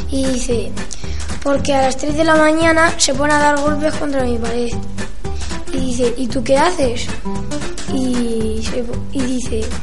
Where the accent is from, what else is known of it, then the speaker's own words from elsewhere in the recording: Herencia, Castilla-La Mancha, Spain; Sí, porque es mi pueblo, es un placer estar con los míos.